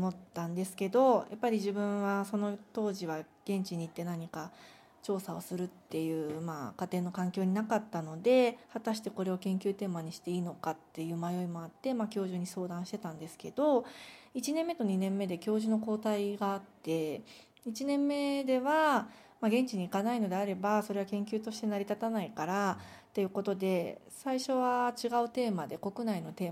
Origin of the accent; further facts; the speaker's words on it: Kanagawa, Japan; 私は神奈川県出身で1982年生まれです